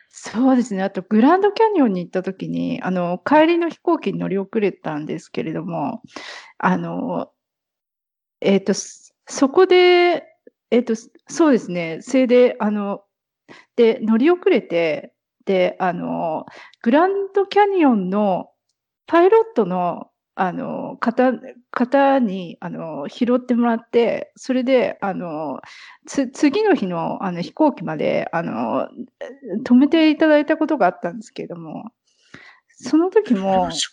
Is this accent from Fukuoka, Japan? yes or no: no; near Narita, Chiba, Japan; moved away; 千葉県の方です。